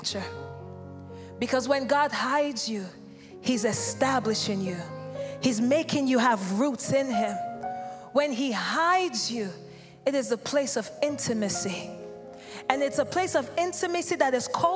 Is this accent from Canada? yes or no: no; Nigeria; I'm from Nigeria.